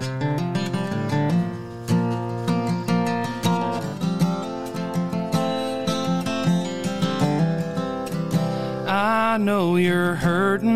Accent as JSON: {"language": "English", "town": "Carmi", "region": "Illinois", "country": "United States", "said": "Southern Illinois. I'm from Carmi, Illinois"}